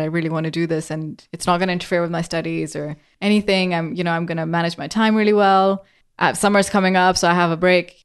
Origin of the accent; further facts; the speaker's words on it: Pakistan; now in England; I grew up in Pakistan